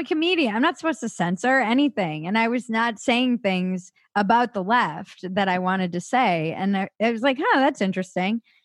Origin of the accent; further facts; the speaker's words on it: East Coast, United States; I come from a big family, Irish Catholic, East Coast